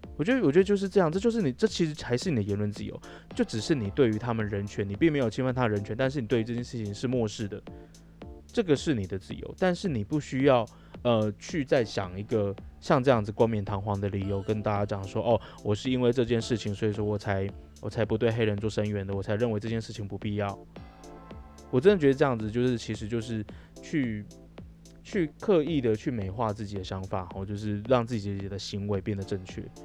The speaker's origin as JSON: {"language": "Chinese", "country": "Taiwan", "said": "我们台湾人"}